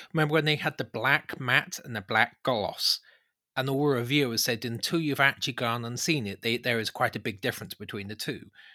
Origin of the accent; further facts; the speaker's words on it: United Kingdom; we're British